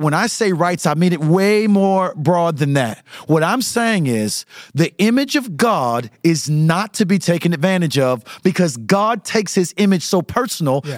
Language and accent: English; St. Petersburg, Florida, United States; I am from Southside St. Petersburg